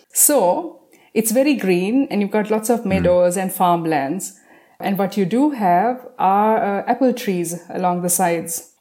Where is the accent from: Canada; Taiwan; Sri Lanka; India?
Sri Lanka; I'm from Sri Lanka